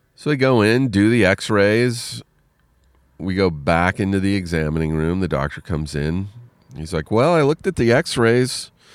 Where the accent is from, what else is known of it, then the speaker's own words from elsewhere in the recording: Riverside, California, United States; moved away; I am in Riverside, California, my hometown.